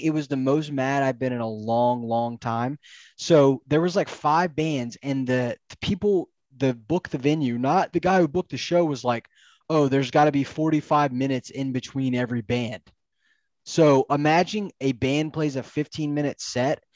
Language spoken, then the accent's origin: English; Pensacola, Florida, United States; my hometown